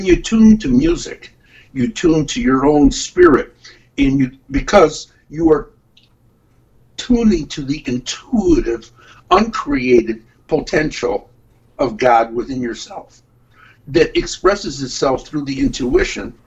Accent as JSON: {"language": "English", "town": "Detroit", "region": "Michigan", "country": "United States", "tie": "born or raised there", "moved": "yes", "lives_now": "Ann Arbor, United States", "said": "I'm from Detroit"}